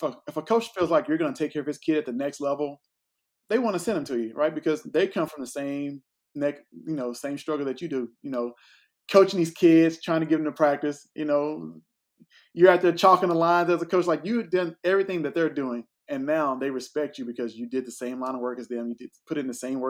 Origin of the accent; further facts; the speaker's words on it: Greenville, Texas, United States; my hometown of Greenville, Texas